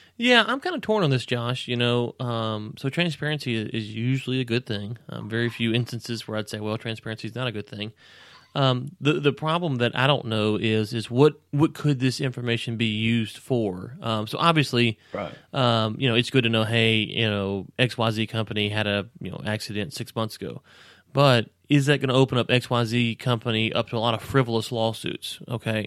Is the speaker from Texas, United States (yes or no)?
yes; Texas, United States